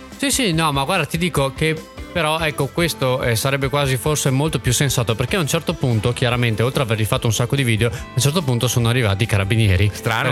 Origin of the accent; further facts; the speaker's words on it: Villafranca di Verona, Veneto, Italy; io sono di Villafranca di Verona